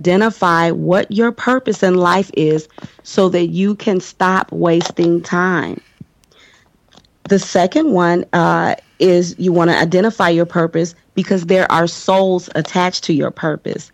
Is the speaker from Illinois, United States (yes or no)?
yes; Chicago, Illinois, United States; I am from Chicago